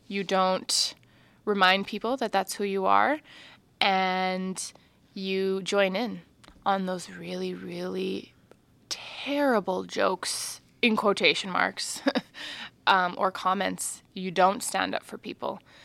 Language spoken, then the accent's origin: English; Martensville, Saskatchewan, Canada; now in Saskatoon, Canada; growing up in Martinsville was really beautiful in some ways.